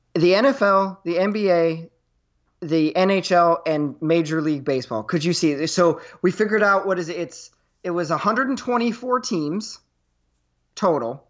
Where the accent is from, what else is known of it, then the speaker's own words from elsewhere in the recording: New York, United States; as a New Yorker